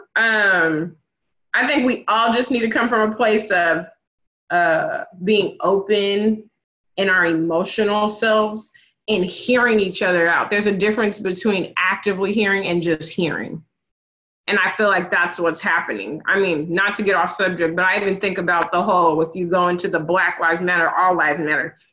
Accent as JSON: {"language": "English", "area": "the Northwest", "region": "Pacific Northwest", "country": "United States", "tie": "born or raised there", "said": "I grew up in the Northwest."}